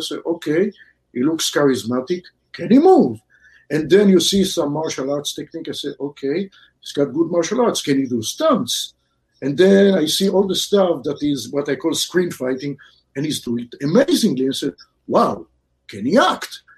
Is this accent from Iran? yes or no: no; Israel; moved away as an adult; also born or lived in Southern California; now in California, United States; I grew up in Israel. Then I moved to California, Southern California.